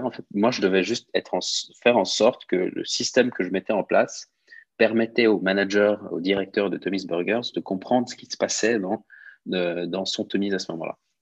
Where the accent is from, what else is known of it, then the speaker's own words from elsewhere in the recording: Switzerland; also born or lived in Lausanne / London; now in Geneva, Switzerland; je suis suisse-italien, j'ai 29 ans, j'habite à Genève.